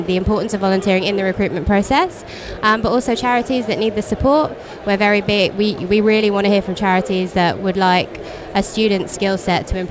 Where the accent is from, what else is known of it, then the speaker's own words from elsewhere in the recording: London, United Kingdom; I'm from London